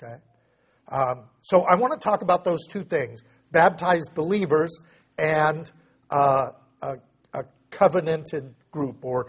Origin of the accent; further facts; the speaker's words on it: United States; what I was trained to do as an American